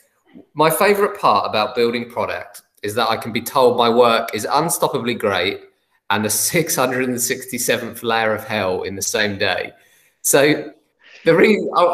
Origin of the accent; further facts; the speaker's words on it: England, United Kingdom; Because I'm English